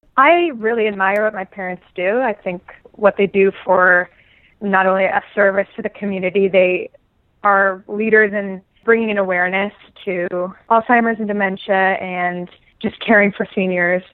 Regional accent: Omaha, Nebraska, United States; also born or lived in New York City; now in New York, United States; I grew up in Omaha, Nebraska

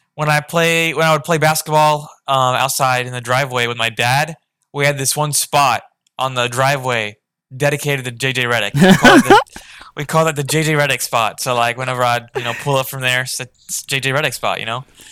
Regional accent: Orlando, Florida, United States; Definitely, I think growing up in the Orlando area and being a young kid at the time, 8-9, when Dwight Howard was there

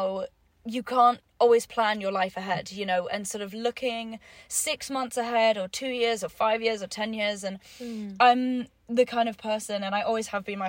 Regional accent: England, United Kingdom; moved away as an adult; also born or lived in New York; being English in the States

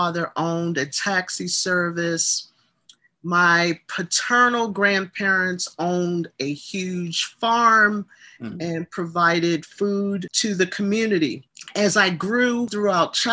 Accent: Baltimore, Maryland, United States; My hometown is the beautiful city of Baltimore, Maryland.

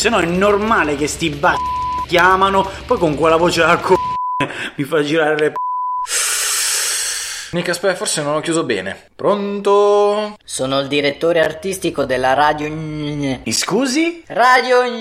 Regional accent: Bari, Apulia, Italy; niente, sono di Bari, di Bari.

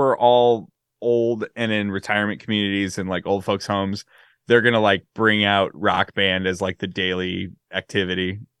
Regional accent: California, United States; It's from my childhood. I grew up in the Bay Area. So it's very nostalgic for me.

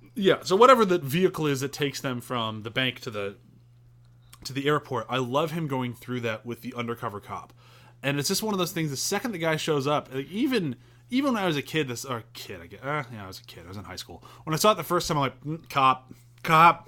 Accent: United States; I'm very American

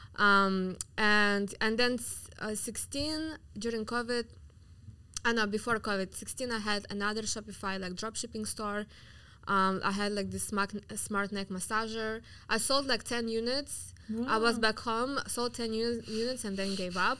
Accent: Yakutsk, Sakha Republic, Russia; English is a second language; now in Miami, United States; I'm from Siberia. I'm from mm-hmm. the coldest city in the world called Yakutsk. I'm like native Siberian, so I'm from Russia

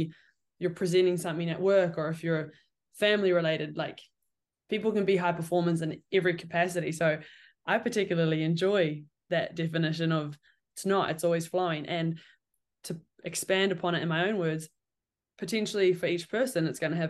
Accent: Cambridge, Waikato, New Zealand; I'm from Cambridge

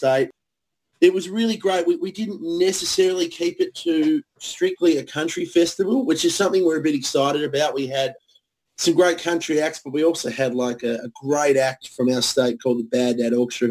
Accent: Tasmania, Australia; we're from Tasmania

